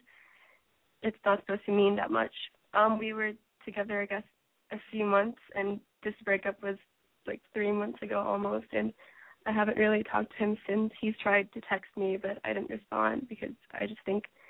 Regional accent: New York, United States; I'm from New York.

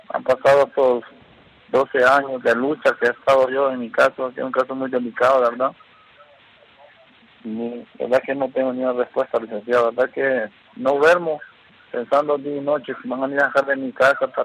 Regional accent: Honduras; also born or lived in Mexico; soy el único hondureño sobreviviente de masacre

